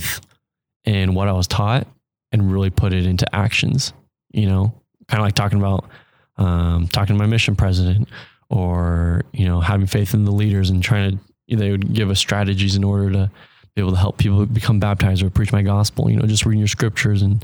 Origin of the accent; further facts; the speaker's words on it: Mesa, Arizona, United States; also born or lived in Mexico; growing up in Arizona